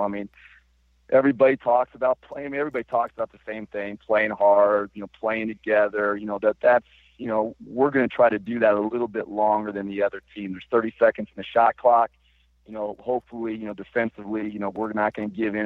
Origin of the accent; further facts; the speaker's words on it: Colorado, United States; moved away as an adult; also born or lived in Boise, Idaho; I grew, I grew up in Colorado, went to high school in Colorado